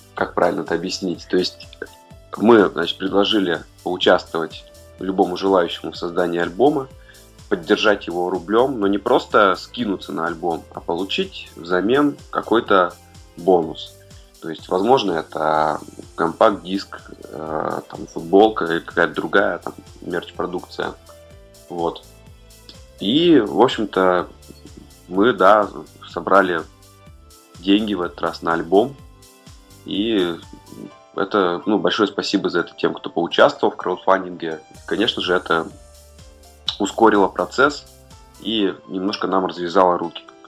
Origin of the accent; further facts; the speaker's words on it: Urals, Russia; now in Saint Petersburg, Russia; я родился на Уральской земле